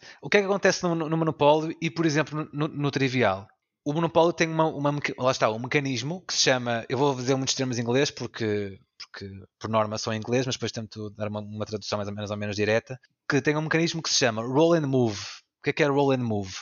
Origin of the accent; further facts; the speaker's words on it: the North, Northern Portugal, Portugal; eu, o Orlando e o Pedro somos aqui do Norte